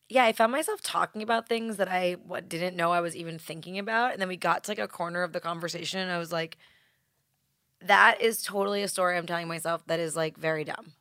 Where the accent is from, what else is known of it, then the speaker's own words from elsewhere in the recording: New York, United States; accent: New York; my New York accent